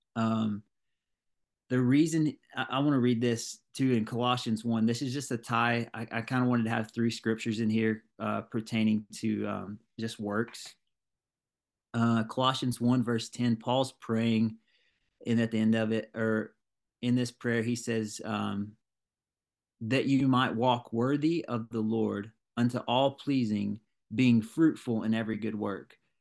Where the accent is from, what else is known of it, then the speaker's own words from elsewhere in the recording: Ringgold, United States; I'm from Ring Gold, small town